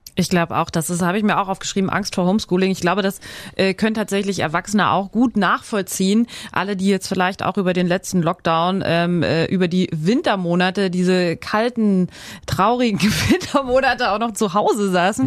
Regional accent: Schleswig-Holstein, Germany; hier bei uns in Schleswig-Holstein

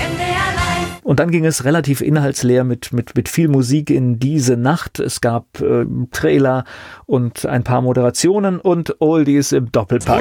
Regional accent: West Germany, Germany; also born or lived in Leipzig; das Set in meinem Namen hat mich zumindest optisch auf dem Dienstplan nicht als Westdeutscher geoutet

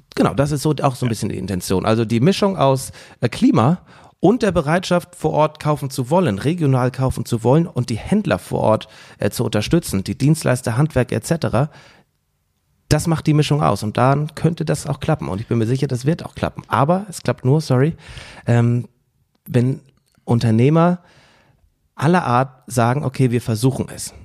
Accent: Husum, Schleswig-Holstein, Germany; Also ich komme jetzt aus Husum

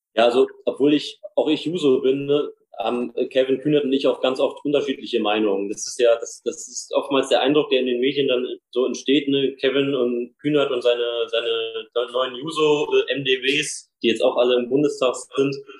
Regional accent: Nidderau, Main-Kinzig-Kreis, Hesse, Germany; Nidau, wo ich herkomme, eine Kleinstadt im Osten im Rhein-Main-Gebiet

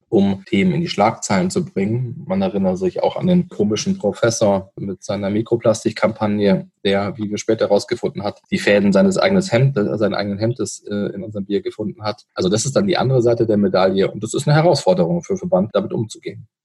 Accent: Starnberg, Bavaria, Germany; Ja, ich bin in Starnberg geboren. Meine Eltern stammen auch aus, aus Bayern, bin am Ostufer des Starnberger Sees aufgewachsen

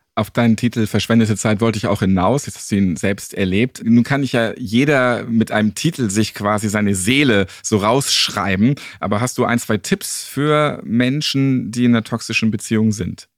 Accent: Hamburg, Germany; Ich bin tatsächlich Hamburger und Städter

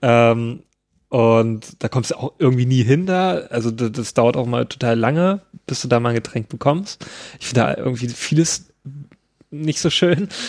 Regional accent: Thuringia, Germany; wo ich herkomme, aus dem schönen Thüringen

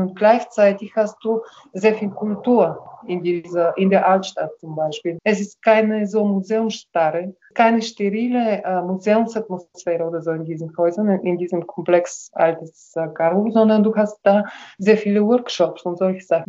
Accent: Karlovo, Plovdiv Province, Bulgaria; meine Heimatstadt, sondern weil es wirklich einen besonderen Spirit hier gibt

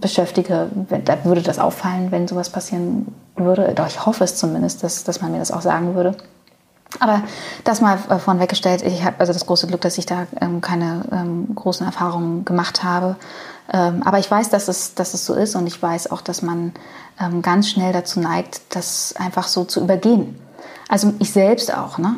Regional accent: Berlin, Germany; ich bin in, in meinem in ostdeutschen Umfeld groß geworden. Also ich bin in, im Osten geboren, aus Berlin geboren.

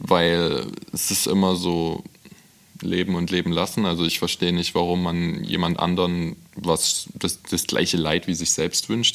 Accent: Freiberg, Saxony, Germany; moved away; Ja, absolut. Dort wohnen auch noch einige Freunde von mir. Ich bin sehr gerne dort, meine Eltern wohnen dort.

